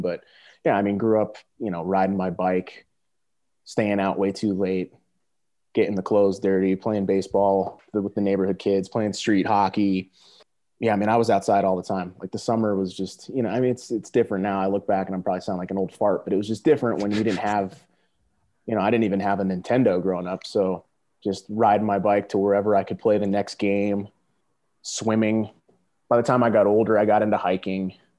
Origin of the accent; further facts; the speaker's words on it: Simsbury, Connecticut, United States; moved away as an adult; also born or lived in Kansas; I uh, grew up in a little town on the East Coast called Simsbury, uh, right in the middle of Connecticut.